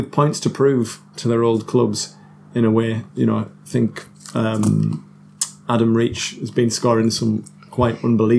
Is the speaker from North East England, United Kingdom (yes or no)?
yes; Stockton-on-Tees, North East England, United Kingdom; born there; it's a sold out little show in Stockton. I always like to play in the place where I was born. I was born in North Tees Hospital.